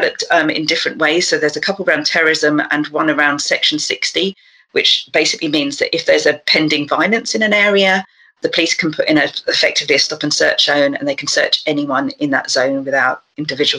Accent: London, United Kingdom; I grew up in South London, so with somewhere with a very long tradition of concerns around disproportionate policing

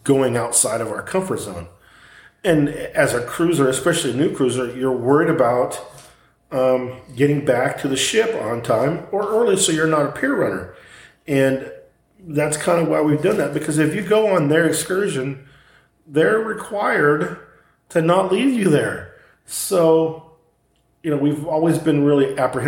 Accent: Southern California, United States; growing up in Southern California, living right across the border

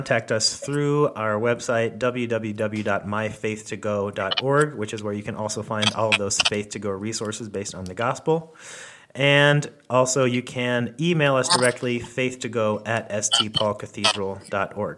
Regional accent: Gainesville, Florida, United States; Gainesville, Florida, which is where I grew up in Florida, where I lived when I was a kid

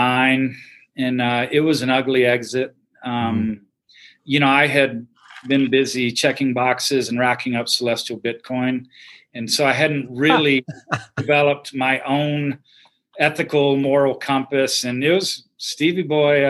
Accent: Houston, Texas, United States; I grew up in Houston, and so, you know, city kid, big city

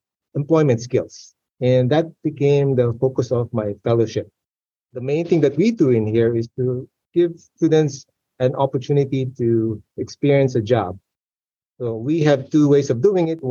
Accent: Philippines; moved away as an adult; I grew up in the Philippines

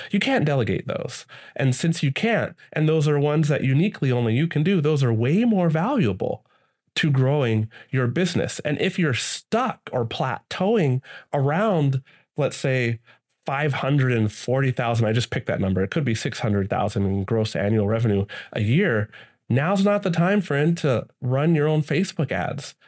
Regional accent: United States; I'm from the States

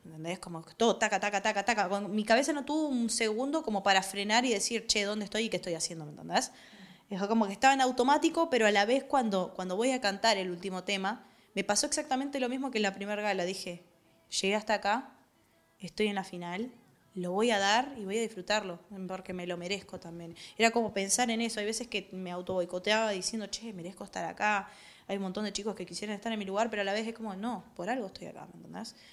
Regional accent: Buenos Aires, Argentina; vengo de Villa Soldati

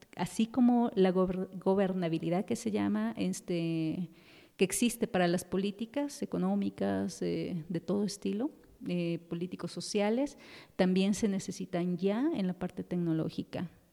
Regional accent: Quito, Pichincha, Ecuador; moved away as an adult; now in Mexico; yo soy de Ecuador, de Quito

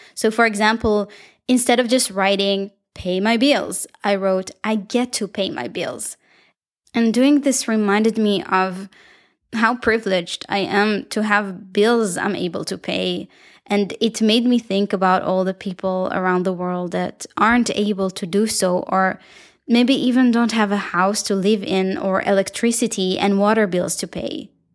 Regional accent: Israel; accent: Israeli; my beautiful Israeli accent

